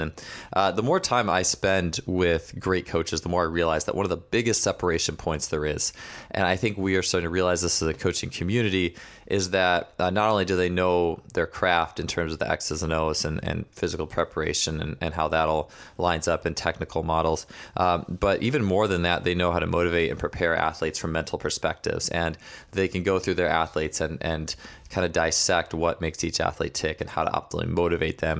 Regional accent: Wisconsin, United States; We're actually both from Wisconsin

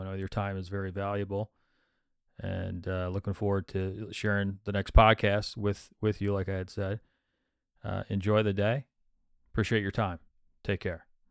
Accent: Midland, Michigan, United States; moved away as an adult; now in New Jersey, United States; I'm from Midland, Michigan

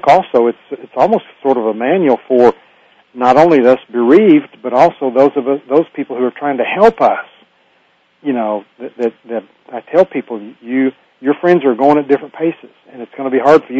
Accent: Hobart, Oklahoma, United States; my hometown of Hobart, Oklahoma

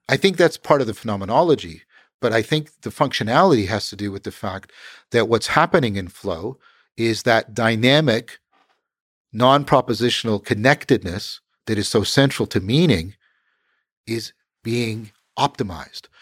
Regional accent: Canada; I'm a Canadian

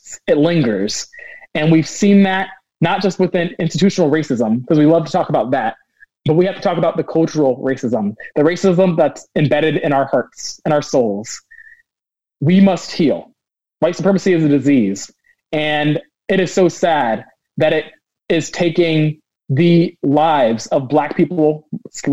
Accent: Northern Virginia, United States; moved away as an adult; also born or lived in Oregon; now in Portland, United States; originally I was raised in Northern Virginia.

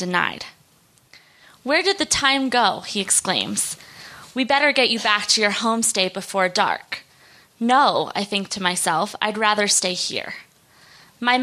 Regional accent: Denver, Colorado, United States; where I grew up in Denver.

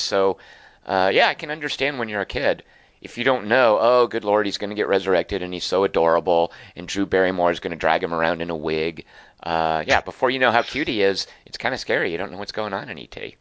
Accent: Little Rock, Arkansas, United States; now in Los Angeles, United States; I grew up in Little Rock, Arkansas

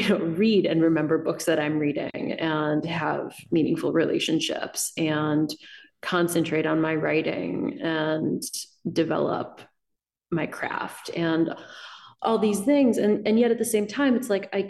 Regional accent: Illinois, United States; accent: Midwestern; you can probably hear my Midwestern vowels. I feel like you can also probably in my sentences read a certain kind of like, I grew up in Illinois.

